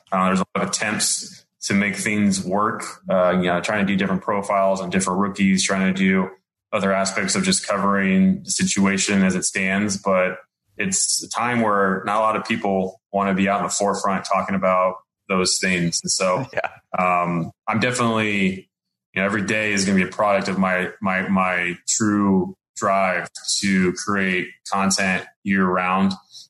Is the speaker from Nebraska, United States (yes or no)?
no; San Diego, California, United States; San Diego, which is where I'm from.